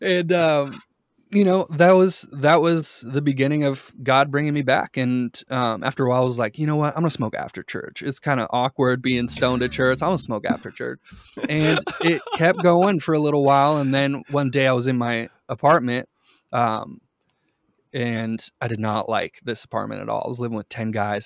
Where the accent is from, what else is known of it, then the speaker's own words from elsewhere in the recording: Boston, Massachusetts, United States; also born or lived in Brazil; I, I grew up mostly in Boston. My family is from Brazil.